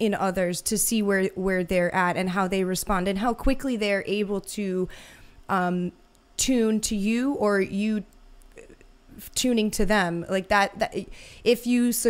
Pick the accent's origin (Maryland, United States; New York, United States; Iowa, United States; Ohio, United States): New York, United States; New York City; I'm from New York City